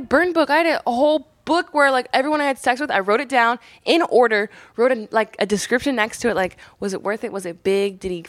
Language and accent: English; Columbus, Indiana, United States; Columbus, Indiana.